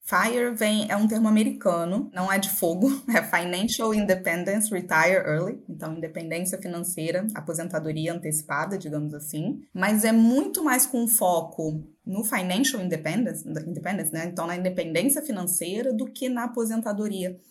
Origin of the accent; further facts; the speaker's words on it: Macaé, Rio de Janeiro, Brazil; now in Rio de Janeiro, Brazil; Eu nasci em Macaé, que é uma cidade litorânea aqui no Rio de Janeiro. É, com 16 anos eu saí da cidade